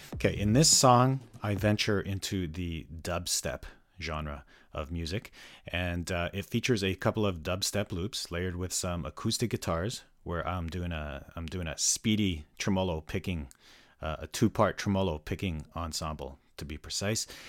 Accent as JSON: {"language": "English", "town": "Calgary", "region": "Alberta", "country": "Canada", "tie": "born or raised there", "moved": "yes", "lives_now": "North Vancouver, Canada", "said": "was born and raised in Calgary for much of my life"}